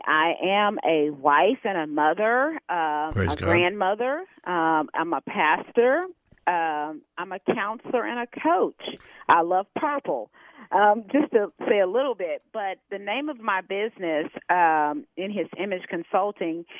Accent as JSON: {"language": "English", "town": "Houston", "region": "Texas", "country": "United States", "tie": "born or raised there", "said": "I'm a native Houstonian"}